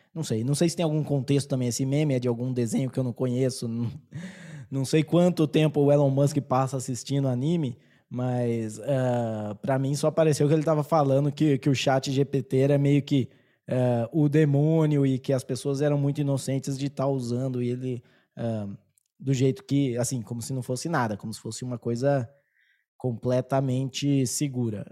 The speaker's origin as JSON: {"language": "Portuguese", "country": "Brazil", "accent": "caipira", "said": "o meu sotaque, eu acho que ele é muito caipira"}